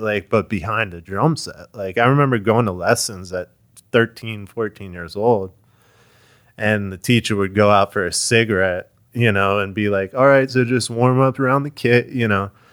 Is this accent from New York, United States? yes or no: no; Short Hills, New Jersey, United States; moved away as an adult; now in Florida, United States; I'm from Short Hills